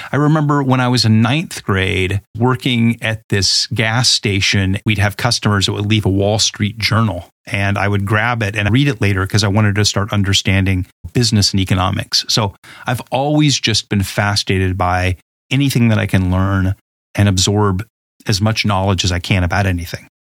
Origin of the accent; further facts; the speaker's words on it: Huntington Beach, California, United States; I grew up in Southern California, mostly in a place called Huntington Beach